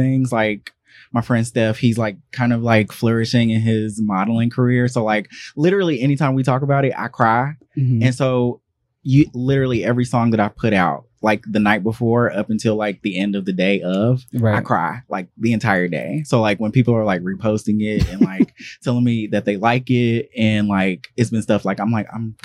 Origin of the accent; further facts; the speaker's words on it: Charlotte, North Carolina, United States; I'm from Charlotte, North Carolina